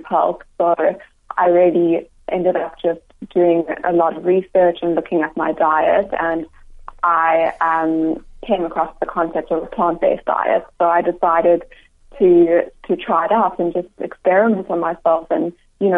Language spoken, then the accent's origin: English; Cape Town, Western Cape, South Africa; moved away; also born or lived in Johannesburg; Actually, I'm from Cape Town originally.